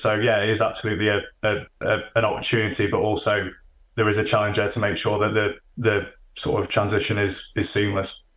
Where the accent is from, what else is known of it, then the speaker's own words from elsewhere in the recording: Sheffield, Yorkshire and the Humber, United Kingdom; I'm originally from Sheffield, living in Sheffield still